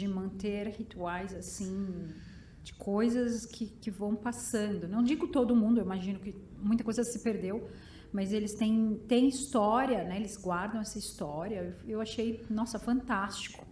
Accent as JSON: {"language": "Portuguese", "town": "São Bernardo do Campo", "region": "São Paulo", "country": "Brazil", "said": "eu sou de São Bernardo"}